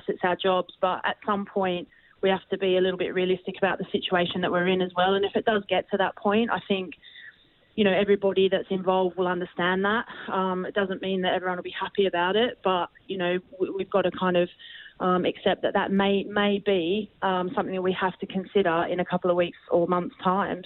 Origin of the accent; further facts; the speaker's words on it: Australia; moved away; growing up in Australia